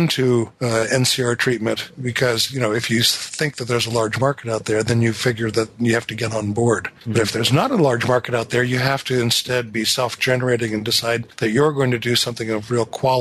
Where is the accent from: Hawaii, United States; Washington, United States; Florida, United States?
Washington, United States; north of Seattle; born or raised there